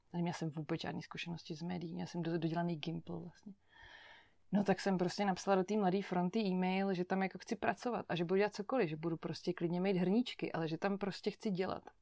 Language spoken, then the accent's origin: Czech; Chodov, Karlovy Vary Region, Czechia; moved away as an adult; also born or lived in Netherlands; now in Prague, Czech Republic; Vyrůstala jsem v Chodově u Karlových varů, to je takový menší město na západě Čech